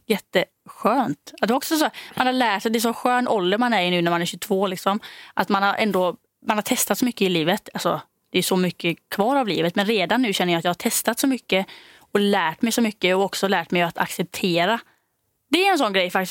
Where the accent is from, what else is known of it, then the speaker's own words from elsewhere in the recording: Denmark; moved away; jag är då från Danmark.